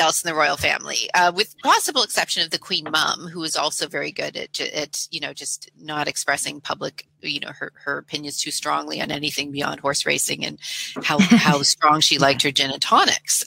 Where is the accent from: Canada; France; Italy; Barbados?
Canada; I'm a Canadian